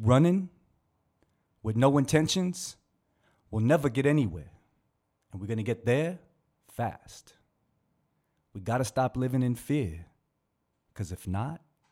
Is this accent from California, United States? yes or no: yes; Bay Area, California, United States; we're from the Bay Area